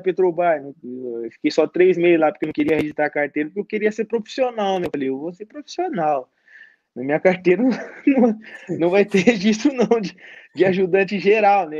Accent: Barueri, São Paulo, Brazil; moved away as an adult; now in Tiraspol, Moldova; Barueri, na minha cidade, que me deram a oportunidade, mas tá bom, tá no meu coração aqui onde eu cresci.

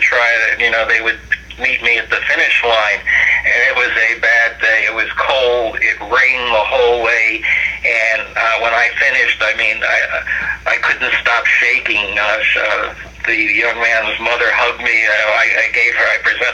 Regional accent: New York City, New York, United States; moved away; I'm originally from Brooklyn, New York

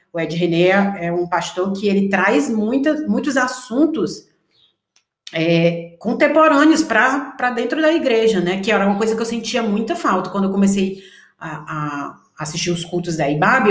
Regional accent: Ceará, Brazil; moved away; vim do Ceará, cresci numa igreja

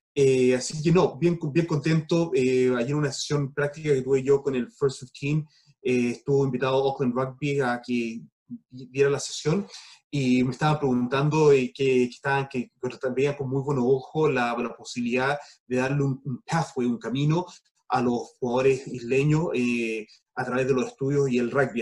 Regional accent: United States; moved away; also born or lived in Chile; me crié yo en Estados Unidos

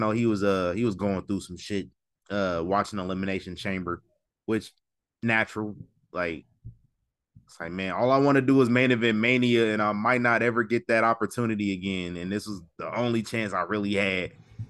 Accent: United States; Yeah, I'm American.

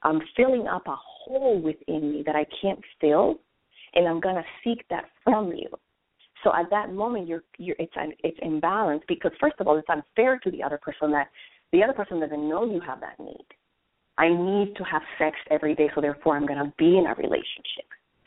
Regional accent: Colombia; now in United States; I was born and raised in Colombia, South America

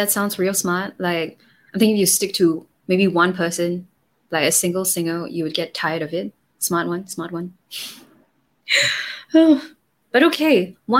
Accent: Singapore; I'm Singaporean.

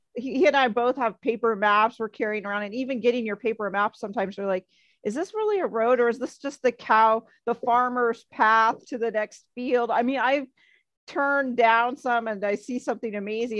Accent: Midwest, United States; now in Southern California, United States; I grew up in the Midwest

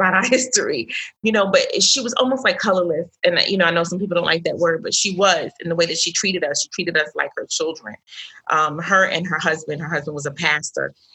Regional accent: New York City, New York, United States; I was raised in Brooklyn, New York, New York City

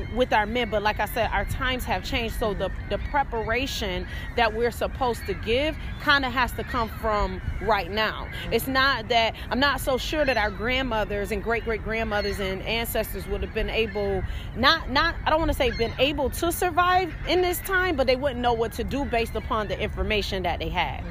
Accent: Rochester, New York, United States; up here in Rochester, New York, where I'm from

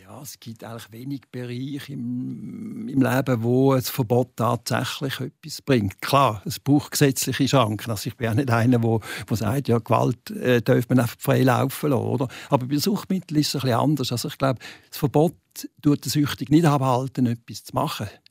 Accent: Basel, Basel-Stadt, Switzerland; now in Arbon, Switzerland; als Basler

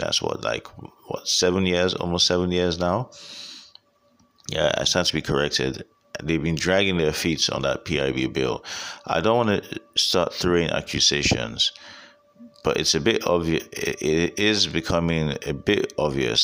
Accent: Nigeria; I'm Nigerian and this is where I live

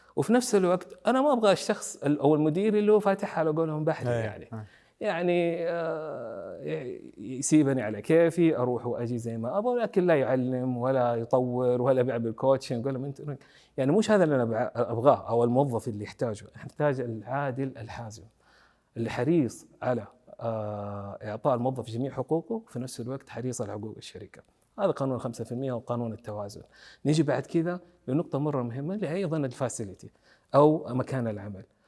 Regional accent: Saudi Arabia; عندنا في السعوديه

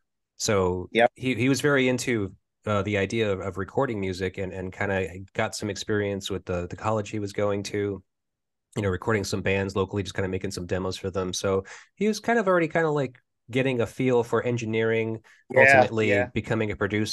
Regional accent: Cranston, Rhode Island, United States; also born or lived in Providence, Rhode Island; I was born and raised in Cranston, really. Okay. But I moved into Providence when I was 18, so that was like 98.

